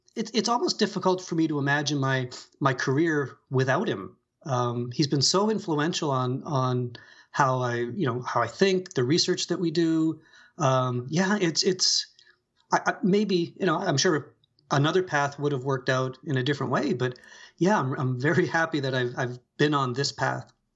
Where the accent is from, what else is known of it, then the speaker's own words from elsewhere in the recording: Sydney, Nova Scotia, Canada; also born or lived in London, Ontario / Ottawa; I grew up here. This is, this is my hometown